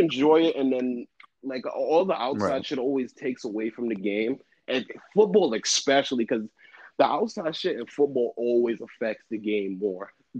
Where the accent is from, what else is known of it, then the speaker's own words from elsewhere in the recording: New York City, New York, United States; I was born in the Bronx